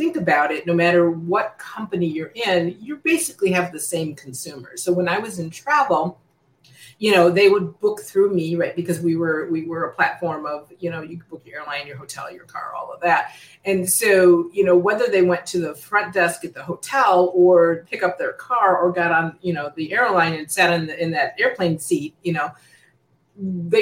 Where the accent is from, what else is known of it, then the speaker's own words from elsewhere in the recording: United States; now in Secaucus, United States; I'm originally born and raised in the Chicago, Indiana area